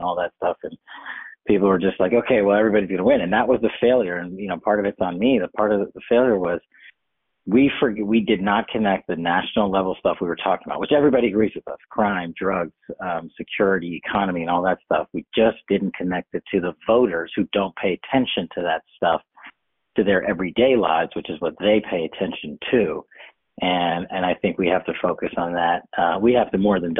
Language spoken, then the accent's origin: English; New York, United States; I'm from New York